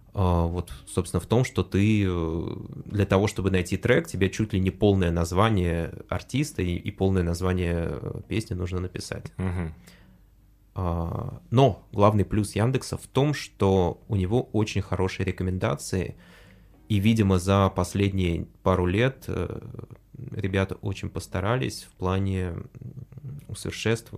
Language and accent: Russian; Russia; я вырос в, э, в России